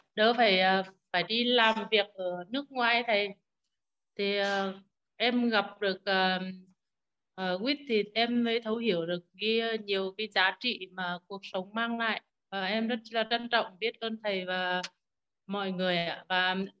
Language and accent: Vietnamese; Nghệ An, Vietnam; accent: Nghệ An; em là người nghệ an nên tiếng hơi khó nghe